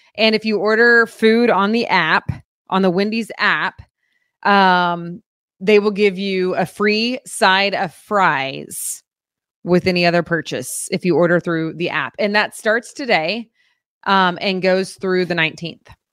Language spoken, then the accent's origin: English; Oklahoma, United States; moved away; I grew up in Oklahoma, born and raised